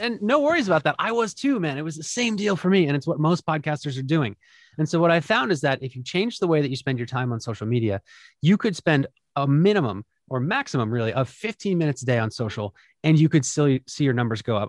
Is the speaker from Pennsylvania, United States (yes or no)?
yes; Philadelphia, Pennsylvania, United States; my hometown of Philadelphia